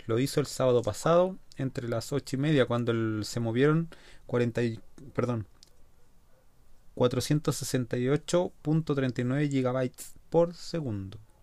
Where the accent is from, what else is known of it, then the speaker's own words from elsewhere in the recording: Chile; Nosotros como chilenos